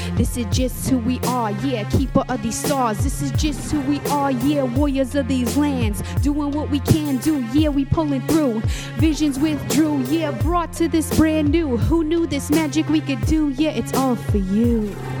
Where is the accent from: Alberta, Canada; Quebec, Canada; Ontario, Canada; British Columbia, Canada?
British Columbia, Canada; Musqueam; also born or lived in Tsleil-Waututh / Squamish; I come from Musqueam. I also come from Tsleil-Waututh, and I also come from Squamish as well